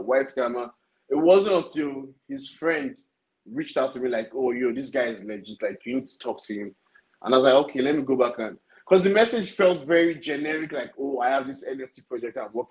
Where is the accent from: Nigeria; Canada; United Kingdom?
Nigeria; Lagos; I'm from Lagos, Nigeria. I schooled in Nigeria all my life.